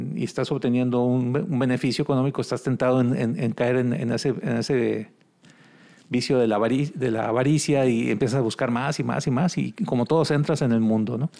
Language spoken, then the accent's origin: Spanish; Cadereyta Jiménez, Nuevo León, Mexico; also born or lived in Monterrey / Ciudad Juárez, Chihuahua; Nosotros somos de Cadreita, Nuevo León. Está aquí una hora de aquí en Monterrey.